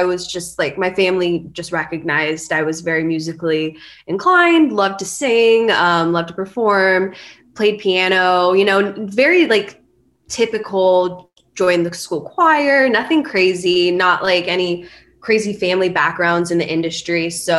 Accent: Thousand Oaks, California, United States; moved away as an adult; now in Nashville, United States; I'm actually from just north of LA, city called Thousand Oaks

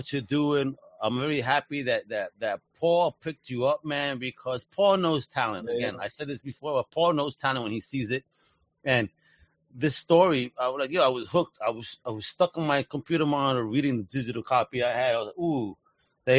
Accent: New York, United States; moved away; being a Puerto Rican kid growing up in New York

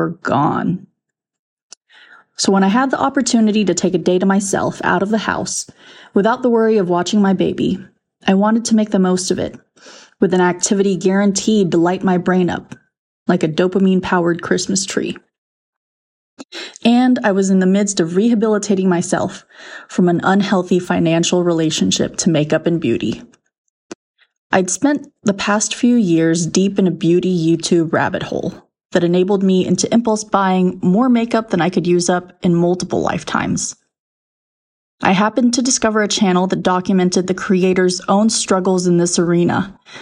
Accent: Texas, United States; I'm from Texas

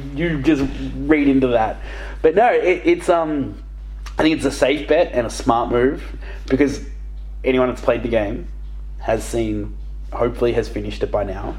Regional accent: Australia; I've got a slab on my back because I'm Australian.

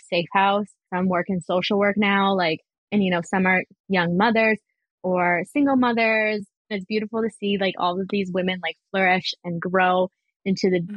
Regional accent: Vancouver, British Columbia, Canada; growing up in East Van.

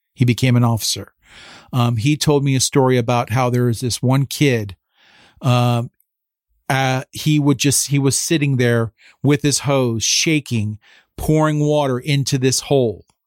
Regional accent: Phillipsburg, New Jersey, United States; moved away as an adult; now in Washington, D.C., United States; I'm originally from Phillipsburg, New Jersey, though, you know, so I'm part of the Lehigh Valley, more or less

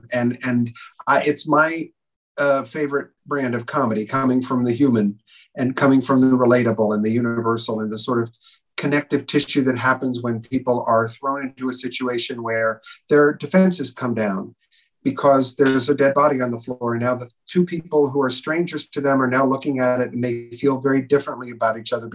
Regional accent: New York City, New York, United States; I was born in Brooklyn

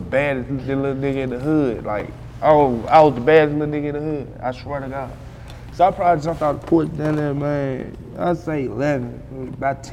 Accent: Memphis, Tennessee, United States; moved away as an adult; now in Atlanta, United States; I'm from Magnolia

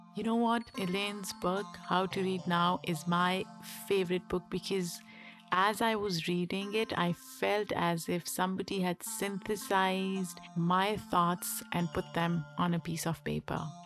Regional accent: Pakistan; moved away as an adult; now in United States; we grew up in a relatively privileged household in Pakistan

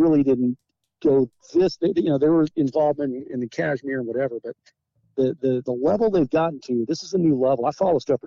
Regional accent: United States; an American

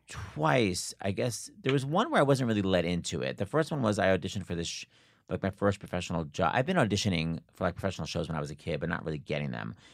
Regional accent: Long Island, New York, United States; I grew up on Long Island.

